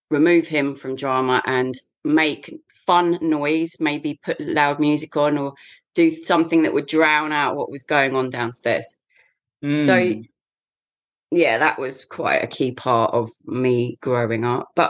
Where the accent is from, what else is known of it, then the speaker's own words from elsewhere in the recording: the shires of England, United Kingdom; in England, born and bred in the shires of England.